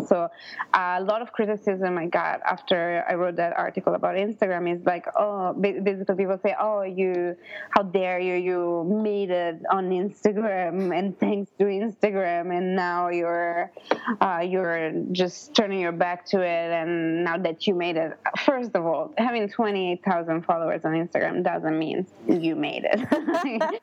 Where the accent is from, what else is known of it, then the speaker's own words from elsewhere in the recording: northern Italy, Italy; moved away as an adult; also born or lived in Los Angeles, United States; I'm from originally from Italy, northern Italy, and I moved to America